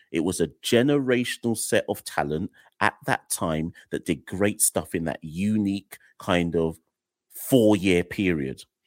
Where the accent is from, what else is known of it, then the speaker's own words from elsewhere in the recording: Jamaica; I'm Jamaican